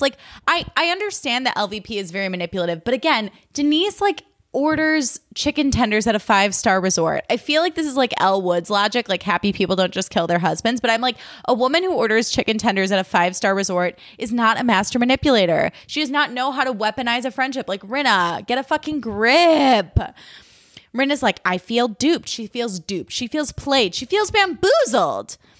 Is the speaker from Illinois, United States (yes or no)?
yes; Chicago, Illinois, United States; now in Los Angeles, United States; I grew up in Chicago, so you know, or in the suburbs of Chicago.